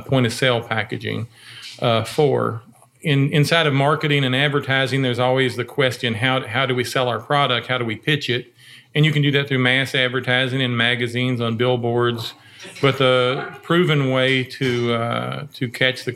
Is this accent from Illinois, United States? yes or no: no; Boston, Kentucky, United States; I grew up here in Boston, Nelson County